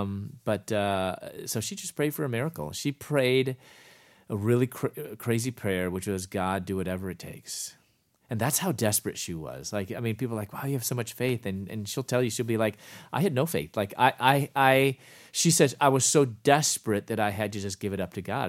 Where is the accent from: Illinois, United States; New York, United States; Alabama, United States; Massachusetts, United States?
Illinois, United States; Chicago; moved away as an adult; also born or lived in Louisville, Kentucky / Atlanta; I was from Chicago, moved to Louisville, Kentucky